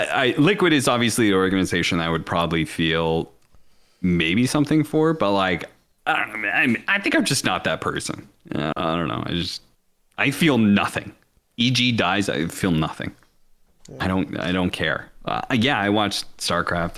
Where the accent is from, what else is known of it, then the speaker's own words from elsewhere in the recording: Seattle, Washington, United States; I grew up in Seattle